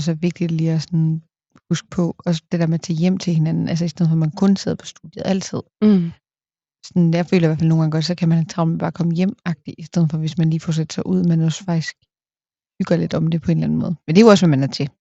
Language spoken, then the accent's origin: Danish; a small town outside Aalborg, North Denmark Region, Denmark; virkelig følt opvokset i en mm. lille by udenfor